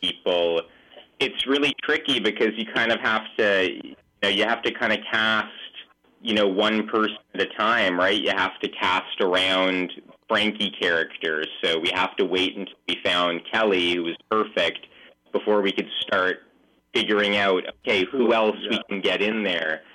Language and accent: English; Vancouver, British Columbia, Canada; We're from Vancouver